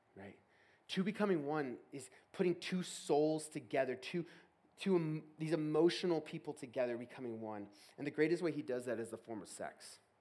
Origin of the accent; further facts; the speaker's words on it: Texas, United States; moved away; I'm from Texas originally